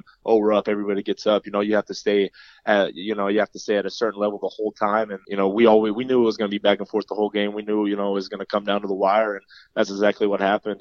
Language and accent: English; Kansas City, Kansas, United States; also born or lived in Pennsylvania / Allen, Texas; I grew up basically in Kansas City my whole life